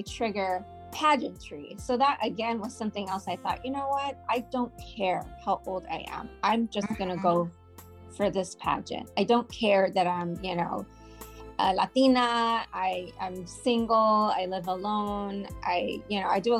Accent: Houston, Texas, United States; also born or lived in New York; I am from Houston, Texas, born and raised

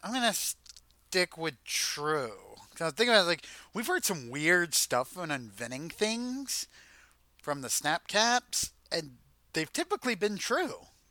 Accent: United States; we're American

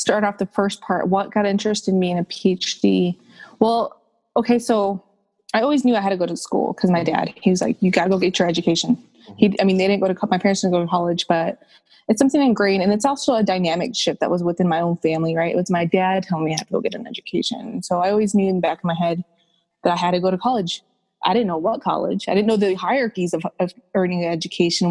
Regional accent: Chicago, Illinois, United States; I grew up in a predominantly Mexican immigrant, Mexican American neighborhood of Brighton Park in Southwest Chicago

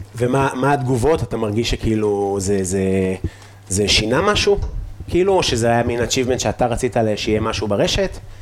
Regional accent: Afula, Northern District, Israel; אני מעפולה

